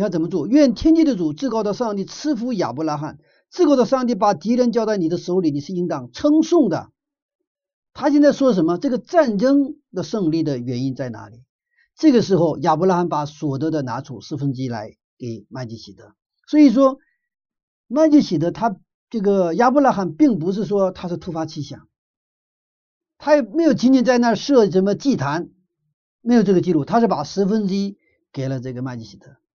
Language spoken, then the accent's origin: Chinese; China; 我们中国人